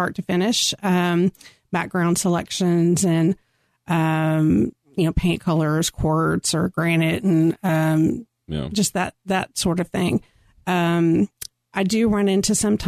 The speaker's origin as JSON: {"language": "English", "town": "Carrollton", "region": "Texas", "country": "United States", "tie": "born or raised there", "also_born_or_lived": "Addison, Texas / Keller, Texas / Dallas, Texas", "said": "I grew up in the Metroplex. I've lived many places in the Metroplex. I grew up in Carrollton."}